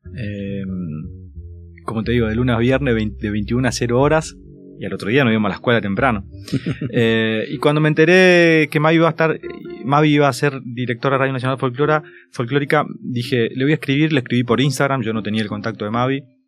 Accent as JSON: {"language": "Spanish", "town": "Santo Tomé", "region": "Corrientes", "country": "Argentina", "tie": "born or raised there", "moved": "as an adult", "lives_now": "Buenos Aires, Argentina", "said": "la casa de mi abuelo, ¿no? Y, y estaba él que me hablaba en portugués"}